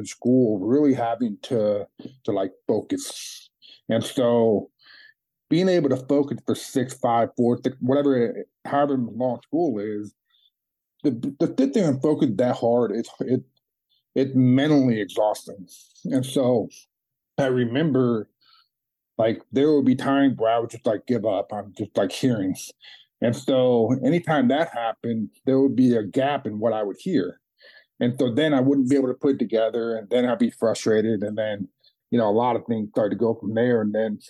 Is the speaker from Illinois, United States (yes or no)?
yes; Chicago, Illinois, United States; I grew up, I was born in Chicago